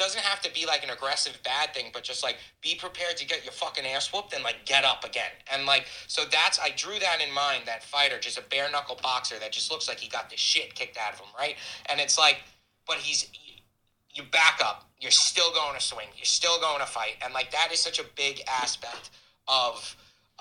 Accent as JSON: {"language": "English", "area": "Hamptons, Long Island", "region": "New York", "country": "United States", "said": "I got into real estate in the Hamptons. It's where I'm from. I'm from New York, Long Island, the East End"}